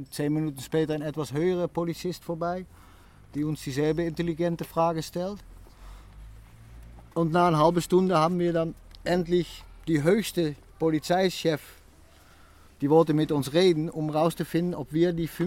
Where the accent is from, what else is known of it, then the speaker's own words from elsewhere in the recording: Netherlands; German is a second language; wir kommen auch aus den Niederlanden.